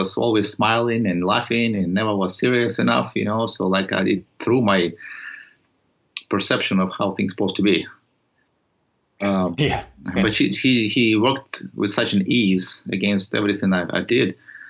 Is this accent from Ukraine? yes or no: yes; Odesa, Odesa Oblast, Ukraine; English is a second language; moved away as an adult; I was initially had a taste of it back home when I grew up in Soviet Union and spent some time over there, educated over there, and get an engineering degree, maritime engineering in Odessa on the Black Sea.